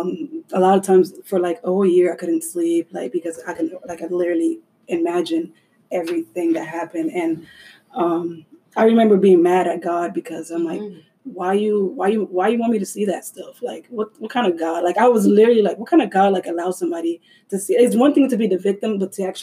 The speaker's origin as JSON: {"language": "English", "town": "Orlando", "region": "Florida", "country": "United States", "tie": "born or raised there", "moved": "yes", "said": "I was in my hometown in Orlando"}